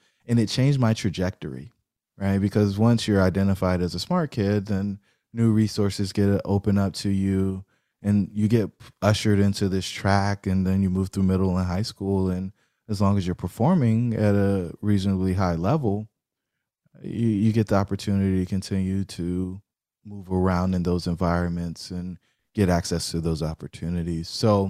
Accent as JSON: {"language": "English", "town": "Fayetteville", "region": "North Carolina", "country": "United States", "tie": "born or raised there", "said": "Fayetteville, North Carolina."}